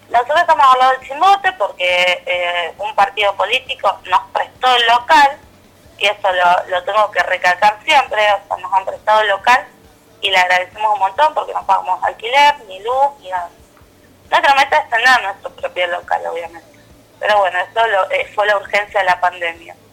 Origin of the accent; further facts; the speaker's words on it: El Calafate, Santa Cruz, Argentina; somos de Calafate.